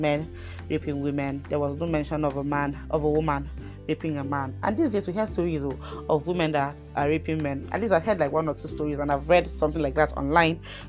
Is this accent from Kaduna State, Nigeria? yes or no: yes; Kaduna State, Nigeria; my dear state Kaduna